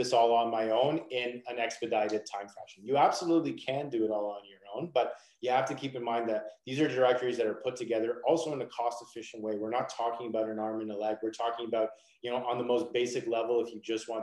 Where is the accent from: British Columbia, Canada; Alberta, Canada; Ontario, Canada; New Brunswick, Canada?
Ontario, Canada; Toronto; I'm from Canada, I'm from Toronto